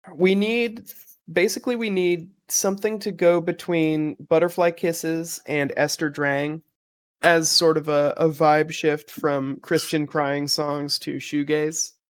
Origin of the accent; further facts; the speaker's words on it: Broken Arrow, Oklahoma, United States; my hometown, Broken Arrow